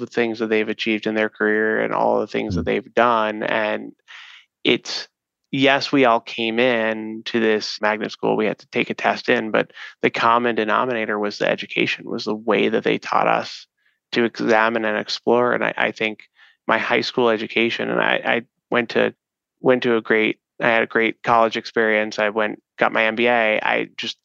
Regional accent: New York City, New York, United States; moved away as an adult; now in Chicago, United States; growing up in New York City

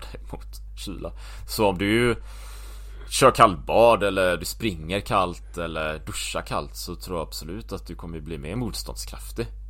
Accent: Gothenburg, Västra Götaland, Sweden; moved away as an adult; also born or lived in Japan / Taiwan / New Zealand / Belgium; Jag är uppväxt här i Göteborg.

